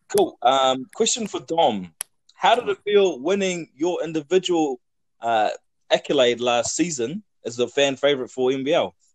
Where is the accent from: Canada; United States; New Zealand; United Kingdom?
New Zealand; Hawke's Bay; I'm from Hawke's Bay